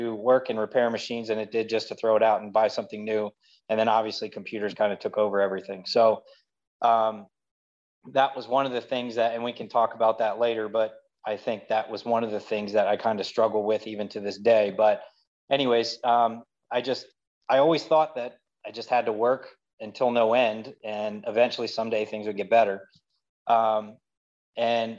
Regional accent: Lancaster, Pennsylvania, United States; also born or lived in Atlanta, Georgia; we relocated to Lancaster when I was about 2.5, 3 years old for my dad to take a new position up here. I'm practically lived here my entire life

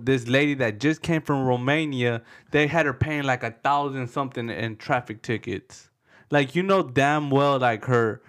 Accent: Mexico; I ain't got no papers. I'm from Mexico.

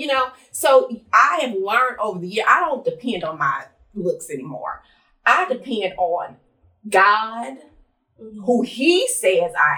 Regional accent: Los Angeles, California, United States; I grew up in Los Angeles, California, land of the skinny and light skin

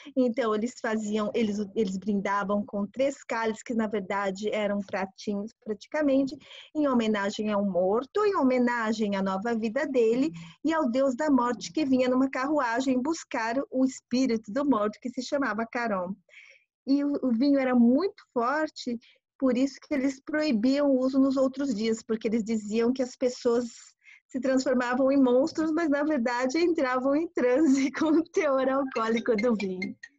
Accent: Brazil; moved away as an adult; also born or lived in Japan / Tokyo, Japan / Florence, Italy; now in Italy; eu nasci no Brasil, pai japonês, mãe brasileira.

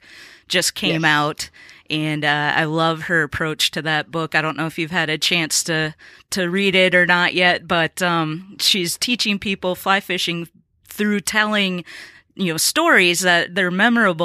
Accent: Minnesota, United States; moved away as an adult; now in Nashville, United States; I'm from Minnesota originally

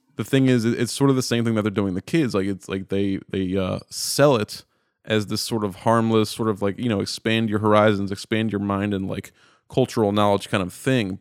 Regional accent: Baltimore, Maryland, United States; I'm born and raised in Baltimore. I'm in Baltimore right now

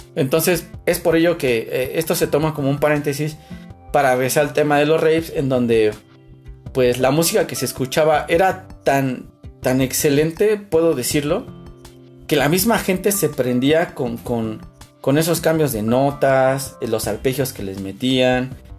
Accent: Mexico

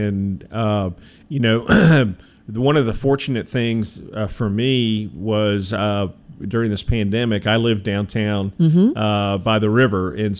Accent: Memphis, Tennessee, United States; I said, "Hey, I'm from Memphis. I don't really know anything.

